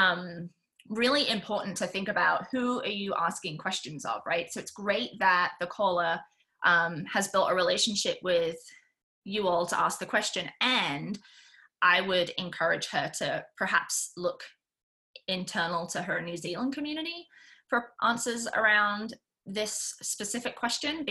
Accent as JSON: {"language": "English", "country": "United Kingdom", "said": "I'm British"}